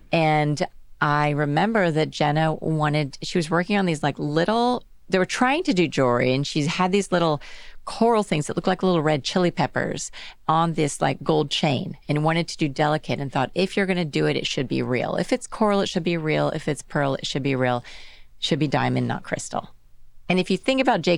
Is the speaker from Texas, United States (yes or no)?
yes; Dallas, Texas, United States; moved away as an adult; also born or lived in Los Angeles / London / New York City; I grew up in Dallas